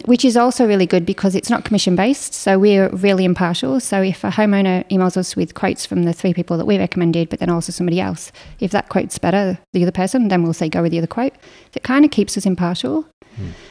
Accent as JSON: {"language": "English", "region": "Northern England", "country": "United Kingdom", "tie": "born or raised there", "also_born_or_lived": "Katoomba, Blue Mountains, Australia", "moved": "as an adult", "lives_now": "South Australia, Australia", "said": "we went back to the Northern England when I was five. So oh, wow. I spent twenty years in Northern England"}